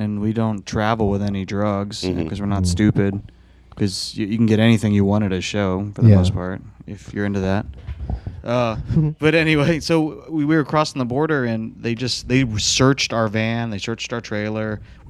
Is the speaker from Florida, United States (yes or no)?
no; Philadelphia, Pennsylvania, United States; And we're from Philly.